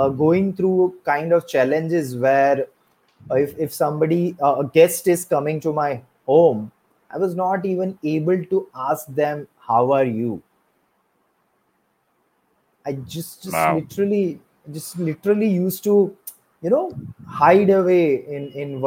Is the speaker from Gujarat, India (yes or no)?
yes; Surat, Gujarat, India; I'm from Surat, Gujarat, but originally I'm not from Surat.